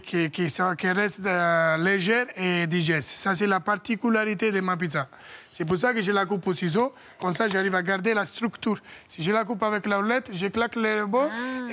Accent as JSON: {"language": "French", "country": "Italy", "second_language": "French", "moved": "as an adult", "lives_now": "France", "said": "j'ai quitté l'Italie à 18 ans"}